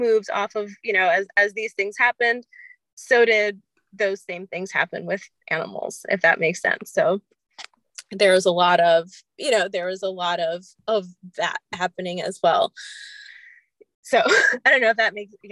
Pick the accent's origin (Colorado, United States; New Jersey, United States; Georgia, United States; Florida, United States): Florida, United States; Miami; now in New York City, United States; I grew up in Miami and now I live in New York